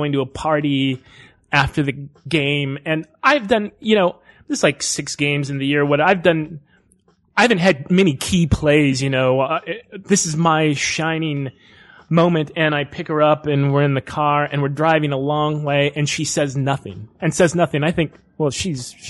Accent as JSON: {"language": "English", "town": "Austin", "region": "Texas", "country": "United States", "tie": "born or raised there", "moved": "as an adult", "said": "my hometown paper. So you see, the Austin paper"}